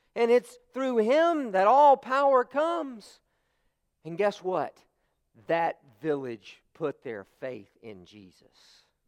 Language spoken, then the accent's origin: English; United States; as American Christians, we say, you know, our faith is, is something personal to us